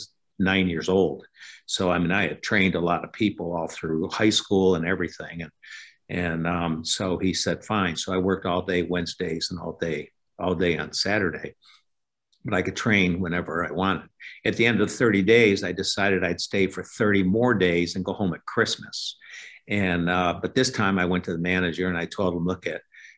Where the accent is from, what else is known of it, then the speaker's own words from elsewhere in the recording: Elmira, New York, United States; moved away as an adult; now in Gainesville, United States; my hometown in upstate New York, an old town called Elmira